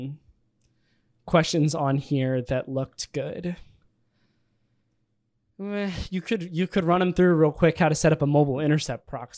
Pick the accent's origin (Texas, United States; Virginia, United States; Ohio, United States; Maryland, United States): Virginia, United States; I grew up in Virginia